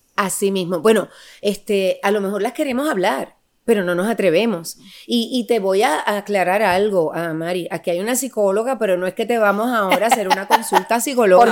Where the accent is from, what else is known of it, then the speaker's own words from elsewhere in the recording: Puerto Rico; Somos boricuas las dos